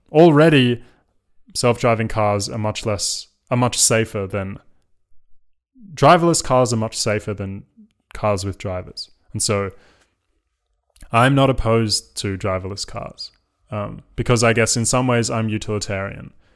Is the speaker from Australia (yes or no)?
yes; Australia; now in London, United Kingdom; as an, as an Australian